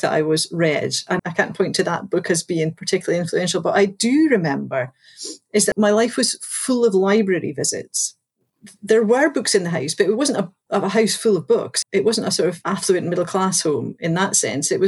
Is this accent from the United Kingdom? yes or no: yes; Galashiels, Scotland, United Kingdom; So I grew up in the Scottish Borders. I grew up in a town called Galashiels.